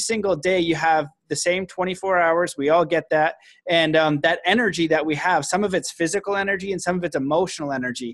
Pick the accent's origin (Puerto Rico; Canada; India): Canada; now in United States; I'm Canadian